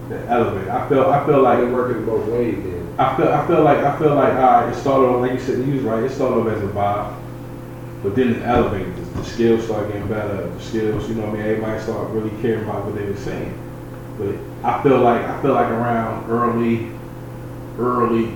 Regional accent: New York City, New York, United States; now in Midwest, United States; I'm from the Bronx

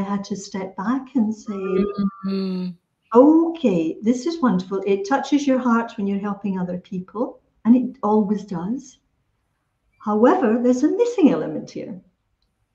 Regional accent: Scotland, United Kingdom; it was part of my upbringing, when I'm Scottish origin. So part of the upbringing is the Scottish education

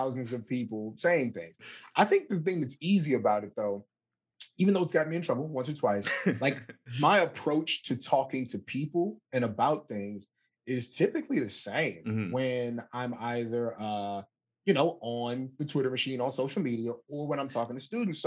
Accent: Southern Maryland, United States; I grew up in Southern Maryland

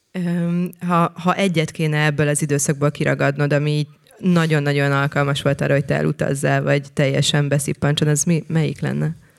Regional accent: Szentendre, Pest, Hungary; Szentendrei vagyok

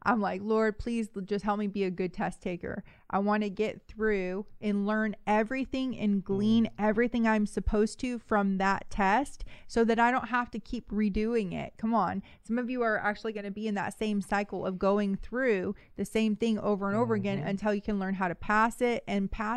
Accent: the Bay Area, California, United States; I'm from the Bay

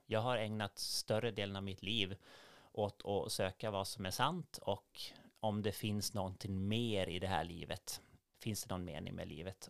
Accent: Gotland, Sweden; moved away as an adult; also born or lived in Gothenburg; now in Norrbotten, Sweden; Jag är uppvuxen på Gotland och det är mycket småsamhällen

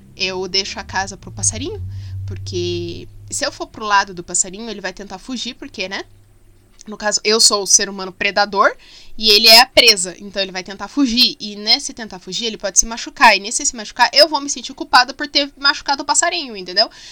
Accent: Curitiba, Paraná, Brazil; sou curitibana.

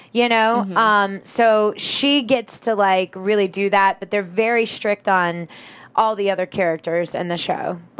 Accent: the South, United States; I'm from the South

